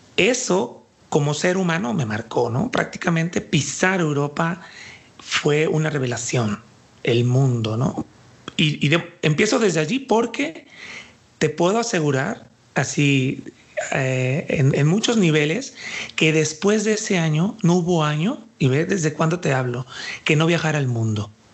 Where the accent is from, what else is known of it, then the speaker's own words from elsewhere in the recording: Puerto Vallarta, Jalisco, Mexico; now in Guadalajara, Mexico; yo soy de aquí de Jalisco, aunque nací en Puerto Vallarta